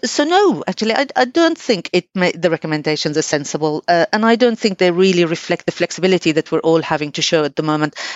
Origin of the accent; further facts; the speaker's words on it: Damascus, Damascus Governorate, Syria; now in United Kingdom; I come from Syria, originally from Damascus